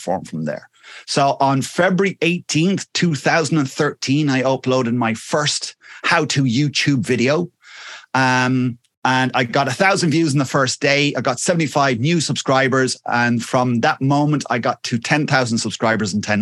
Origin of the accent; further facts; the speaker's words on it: Wexford, Leinster, Ireland; I'm from a little place called Wexford, which is in the sunny southeast of Ireland